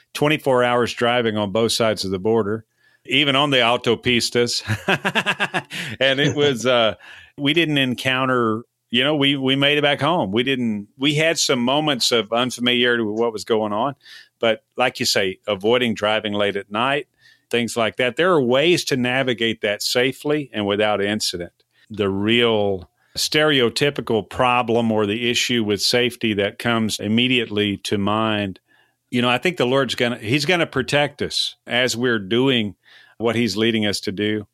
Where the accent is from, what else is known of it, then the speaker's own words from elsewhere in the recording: Texas, United States; us Texans